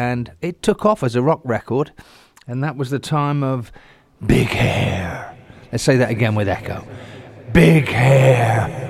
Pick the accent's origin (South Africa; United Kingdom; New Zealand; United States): United Kingdom; England; I grew up in England, and during the 70s, skinheads and smoothies, they were called